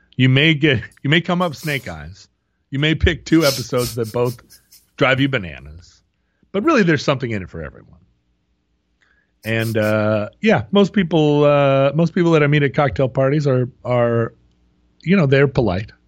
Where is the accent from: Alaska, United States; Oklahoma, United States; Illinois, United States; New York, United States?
Alaska, United States; born or raised there